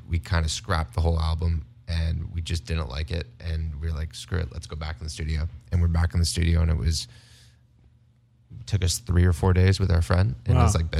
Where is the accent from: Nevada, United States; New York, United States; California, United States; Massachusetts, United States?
Nevada, United States; Las Vegas; also born or lived in Canada; growing up in Las Vegas